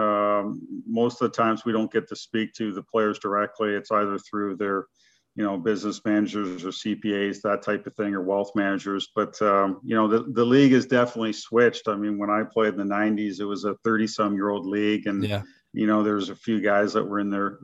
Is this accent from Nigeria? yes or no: no; Kingston, Ontario, Canada; moved away as an adult; now in Nashville, United States; we probably had about 10 NHL guys from my hometown in Kingston